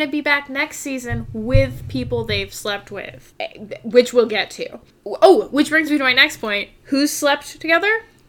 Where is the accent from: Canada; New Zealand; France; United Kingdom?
Canada; We're Canadian.